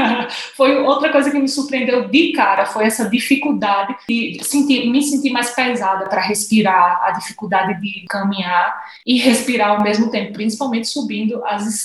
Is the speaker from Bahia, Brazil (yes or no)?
no; Natal, Rio Grande do Norte, Brazil; Então, primeira coisa, eu nasci e fui criada em Natal, a noiva do sol.